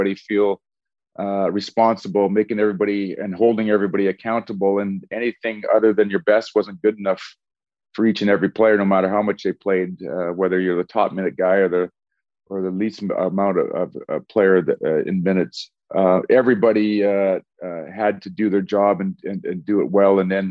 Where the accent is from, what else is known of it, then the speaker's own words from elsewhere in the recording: Edmonton, Alberta, Canada; also born or lived in Portland, Oregon; we all started there when we're 18 years old in an expansion team in my hometown.